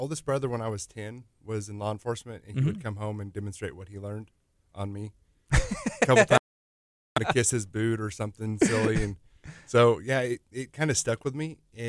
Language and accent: English; New Mexico, United States; Growing up in New Mexico, lots of early time learning and playing with things and breaking a lot of stuff.